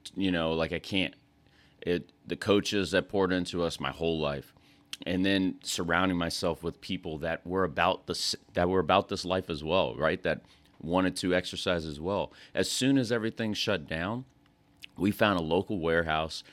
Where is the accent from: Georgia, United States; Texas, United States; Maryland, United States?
Texas, United States; West; moved away as an adult; also born or lived in North Carolina; I'm from West Texas.